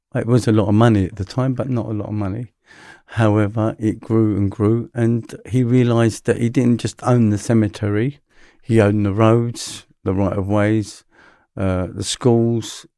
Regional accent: London, United Kingdom; I'm a London boy, so I grew up in London.

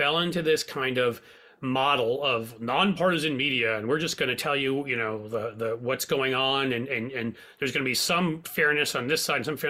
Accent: New York, United States; I grew up in New York

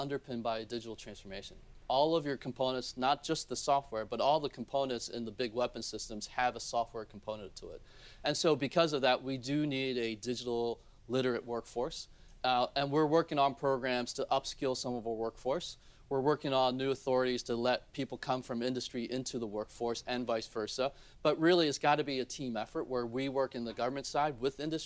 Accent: Baltimore, Maryland, United States; also born or lived in South Korea; I grew up in Baltimore

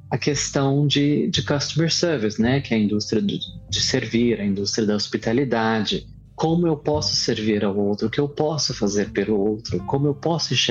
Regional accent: Barra do Garças, Mato Grosso, Brazil; born there; Eu nasci em Mato Grosso, numa pequena cidade banhada pelo rio Araguaia, que se chama Barra do Garças.

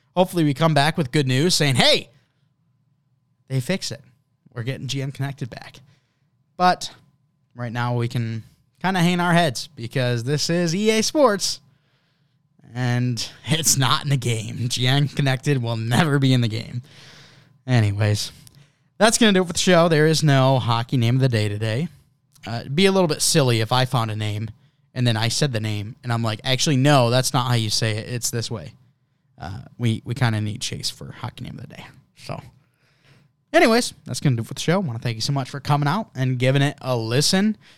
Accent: United States; as an American

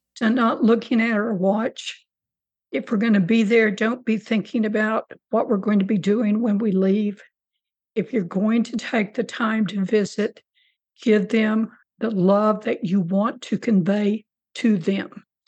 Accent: Rio Grande Valley, South Texas, United States; also born or lived in Corpus Christi, Texas; now in New Braunfels, United States; I grew up in, in very, very South Texas in uh, the Rio Grande Valley

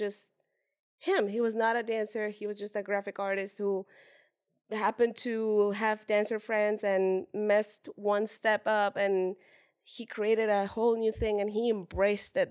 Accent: Puebla, Mexico; now in Los Angeles, United States; I am from Mexico originally, born and raised from, uh, now it's not so small, it's been growing, but it is s, it is a small town called Puebla

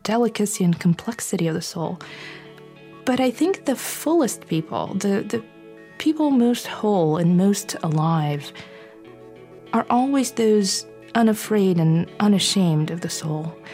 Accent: Bulgaria; moved away; growing up in Bulgaria

